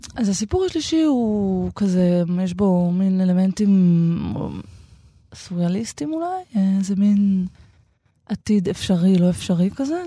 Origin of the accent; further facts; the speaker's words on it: Shoham, Central District, Israel; לזו שאני גדלתי בה חלק מחיי